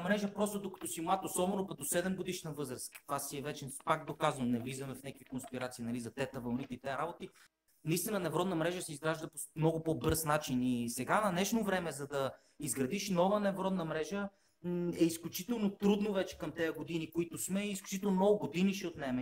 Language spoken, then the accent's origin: Bulgarian; Bulgaria; Ние сме българи, чисто като българи